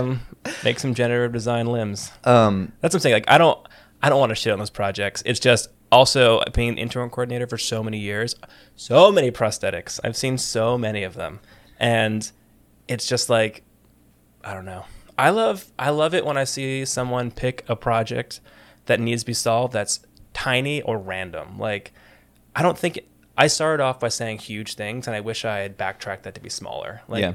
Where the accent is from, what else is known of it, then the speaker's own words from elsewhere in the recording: United States; also born or lived in New York; I'm from New Jersey and New York.